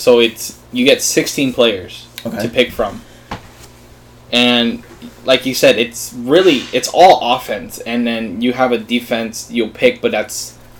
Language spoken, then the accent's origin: English; Miami, Florida, United States; Miami is funny because I, like I said, after kind of growing up around the Miami area, like, mm-hmm. I was never, like, a Florida fan.